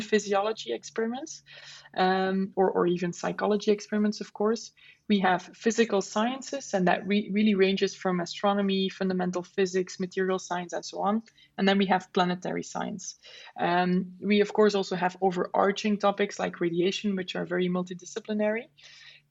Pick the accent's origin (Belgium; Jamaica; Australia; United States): Belgium; Flemish part of Belgium, Flanders; English is a second language; moved away as an adult; now in Netherlands; I'm from Belgium originally and I currently live in the Netherlands. We speak the same language because I'm from the Flemish part of Belgium